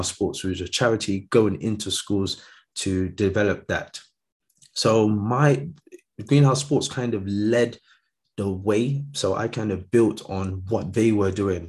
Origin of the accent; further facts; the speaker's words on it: London, United Kingdom; also born or lived in Nigeria; growing up in London. So I came to London when I was quite young, so from Nigeria, but yeah, lived here all my life